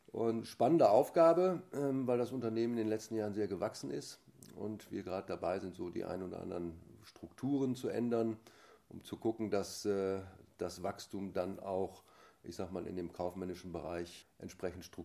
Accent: Essen, North Rhine-Westphalia, Germany; Ich komme gebürtig aus Essen, äh, aus dem Ruhrgebiet und äh, habe da auch so meine erste reiterliche Laufbahn sozusagen beginnen dürfen, vom Familienhaus geprägt.

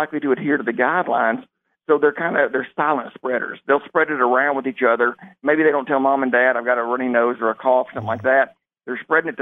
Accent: South Arkansas, United States; now in Jonesboro, United States; born and raised in South Arkansas

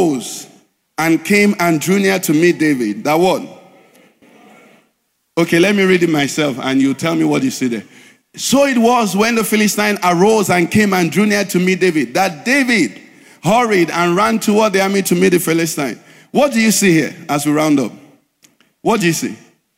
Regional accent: Nigeria; we are planted in Nigeria in this season

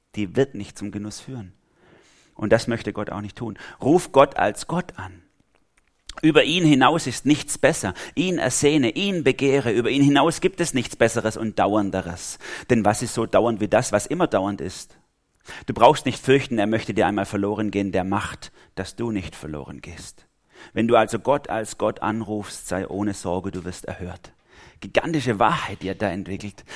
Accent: Germany; als Deutsche

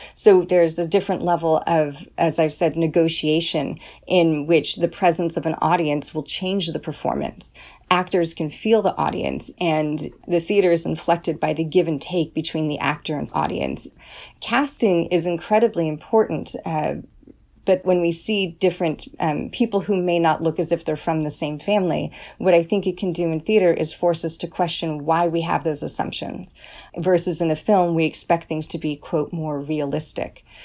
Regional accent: California, United States; first language English; I'm from California

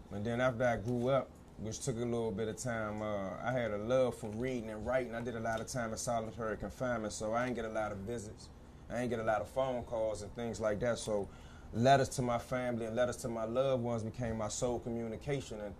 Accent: Washington, District of Columbia, United States; I'm from Northwest, but, man, other than that, I don't really claim no one part of the city. I'm citywide, DC made.

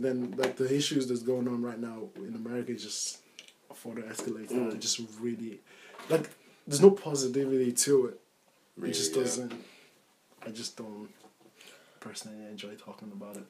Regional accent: Nigeria; moved away; growing up in Nigeria

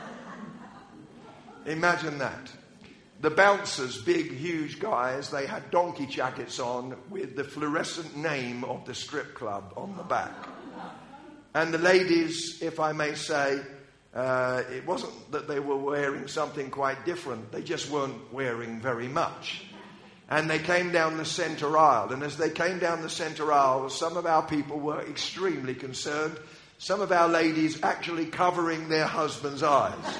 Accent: United Kingdom; I'm British

